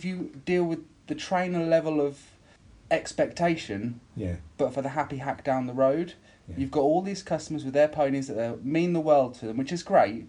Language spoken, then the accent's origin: English; Silverstone, East Midlands, United Kingdom; moved away as an adult; also born or lived in Warwickshire; now in Norfolk, United Kingdom; I moved from home to the college to stay for 2 years to do a motorsport engineering course. I grew up in Silverstone